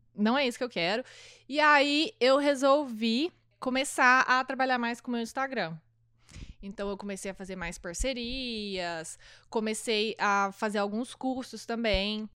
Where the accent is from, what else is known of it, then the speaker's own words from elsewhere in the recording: Araxá, Minas Gerais, Brazil; moved away as an adult; now in Miami, United States; no Brasil eu sou de Araxá, tipo, é uma cidade pequena.